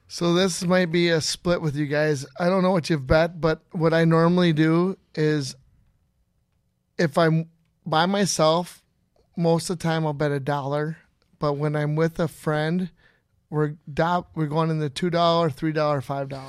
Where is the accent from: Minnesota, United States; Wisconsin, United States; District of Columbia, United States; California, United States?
Minnesota, United States; Inver Grove Heights; also born or lived in Breezy Point, Minnesota; I'm from Member Grove Heights, Minnesota, originally